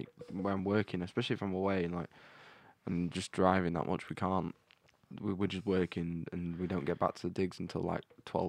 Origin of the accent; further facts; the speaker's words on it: England, United Kingdom; As English, we don't do things in the same as them anyway.